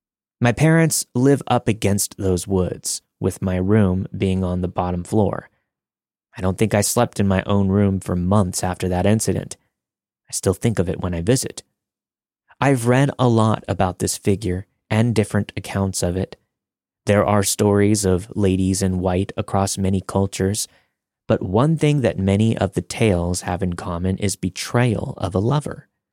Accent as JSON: {"language": "English", "town": "Sleepy Hollow", "region": "New York", "country": "United States", "tie": "born or raised there", "said": "I grew up in Sleepy Hollow, New York, home of the Headless Horseman and allegedly a number of other hauntings."}